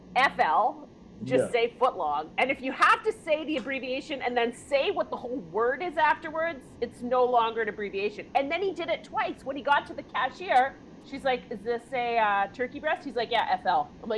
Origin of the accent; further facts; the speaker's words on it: Canada; I'm Canadian.